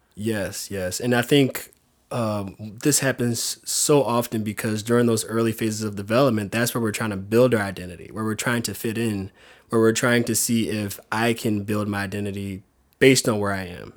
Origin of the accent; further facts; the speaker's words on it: South Louisiana, United States; moved away as an adult; now in San Diego, United States; Growing up in Louisiana with them, these two awesome role models as parents